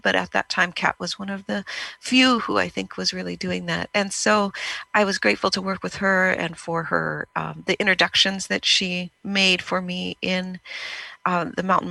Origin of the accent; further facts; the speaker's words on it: California, United States; it was here in my home state